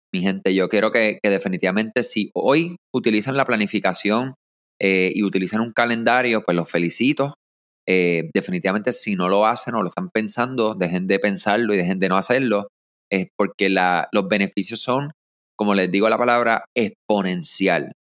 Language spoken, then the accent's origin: Spanish; Puerto Rico; yo soy puertorriqueño, ¿verdad? O como decimos nosotros acá, nos somos boricuas